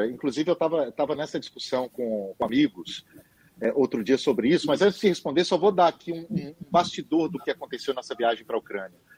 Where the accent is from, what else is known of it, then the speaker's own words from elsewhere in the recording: Lagoa Santa, Minas Gerais, Brazil; also born or lived in Belo Horizonte; eu nasci em Belo Horizonte, mas minha família é de Conceição do Mato Dentro, eu me considero concessionense, embora tenha crescido em Lagoa Santa.